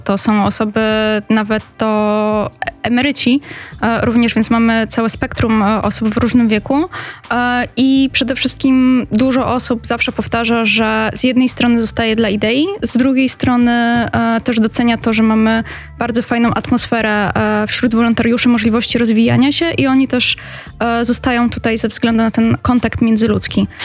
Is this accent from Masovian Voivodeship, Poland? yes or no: no; Katowice, Silesian Voivodeship, Poland; ja akurat e, pochodzę z Katowic